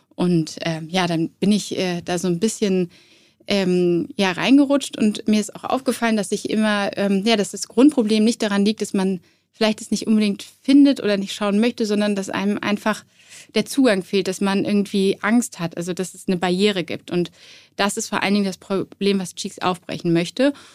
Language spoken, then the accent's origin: German; Cologne, North Rhine-Westphalia, Germany; ich war so zwölf und ähm, ich bin damals in Köln zur Schule gegangen